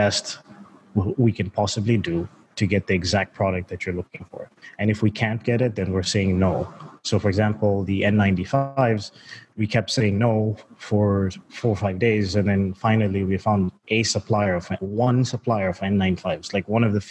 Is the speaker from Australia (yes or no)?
no; Zambia; moved away; also born or lived in United States / Canada; I was born in Zambia, Southern Africa. So while I grew up, you know, my parents are pretty well off, and I moved to the States and Canada